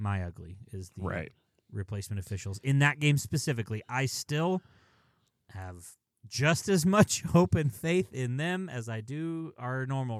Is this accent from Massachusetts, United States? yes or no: no; Minnesota, United States; I have a love-hate relationship with Minnesota United. I grew up in Minnesota, but they are in the same conference as us.